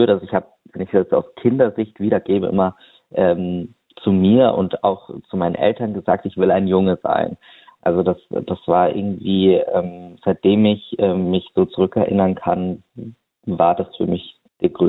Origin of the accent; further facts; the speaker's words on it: Munich, Bavaria, Germany; ich sitze gerade in München. Also ich komme auch aus München.